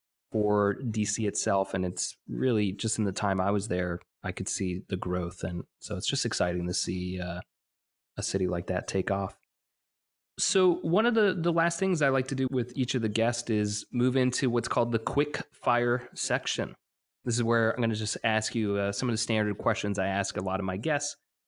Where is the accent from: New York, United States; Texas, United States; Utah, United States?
New York, United States; also born or lived in Washington, D.C.; I grew up in New York, but then also found myself in D.C. for about 4 years